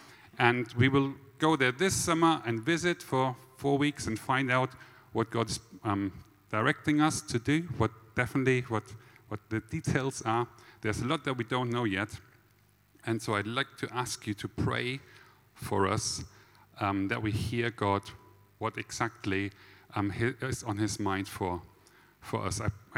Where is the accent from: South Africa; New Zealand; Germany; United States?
Germany; accent: German; moved away as an adult; now in Stafford, United Kingdom; lived in Stafford for 14 years. My wife, Leah, and also all our 4 kids are born and bred in Stafford. And as you might have figured out from my lovely German accent, I wasn't born in Stafford.